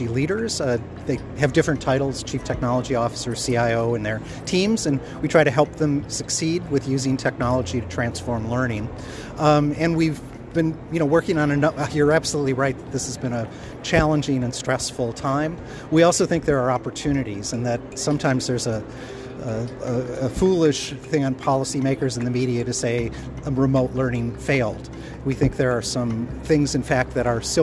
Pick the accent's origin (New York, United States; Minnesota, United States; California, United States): Minnesota, United States; I grew up in Minnesota, which is the American Canada.